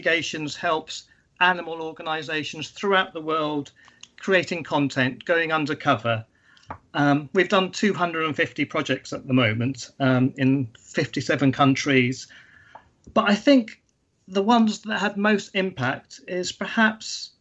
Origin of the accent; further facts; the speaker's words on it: London, United Kingdom; also born or lived in Sri Lanka; when I was growing up in Sri Lanka and in London in the UK, I grew up in cities